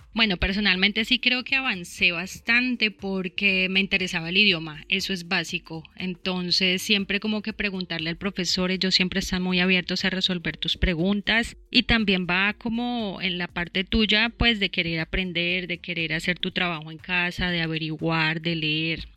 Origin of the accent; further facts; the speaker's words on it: Bogotá, Colombia; moved away as an adult; now in Australia; yo originalmente soy de Bogotá, Llevo aquí aproximadamente cinco años